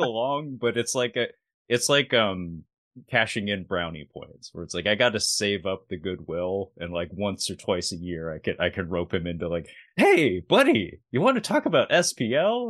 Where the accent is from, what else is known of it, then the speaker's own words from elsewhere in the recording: Seattle, Washington, United States; I'm from Seattle